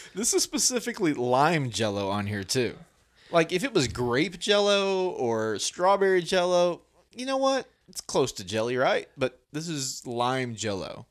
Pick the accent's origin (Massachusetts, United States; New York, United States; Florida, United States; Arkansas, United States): Arkansas, United States; we're from Arkansas